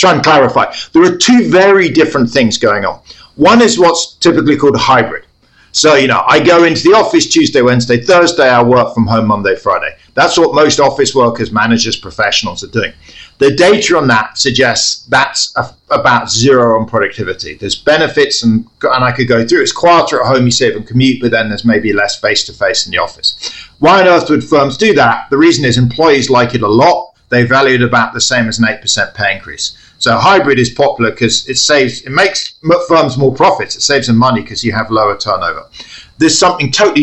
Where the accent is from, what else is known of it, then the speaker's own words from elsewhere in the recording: London, United Kingdom; moved away; I grew up in London